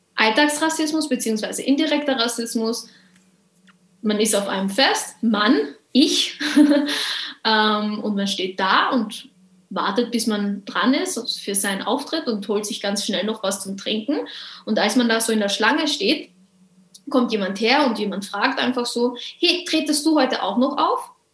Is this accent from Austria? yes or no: yes; Carinthia, Austria; dass Mama und Papa hier sind und Immigranten waren und ich aber hier geboren bin